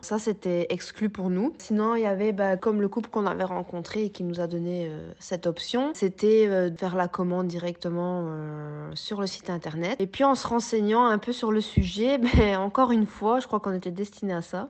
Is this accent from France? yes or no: no; Belgium; chez nous, en Belgique